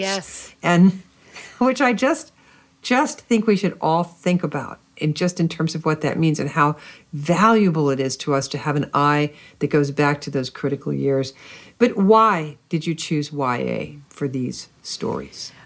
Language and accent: English; United States; growing up in America when I did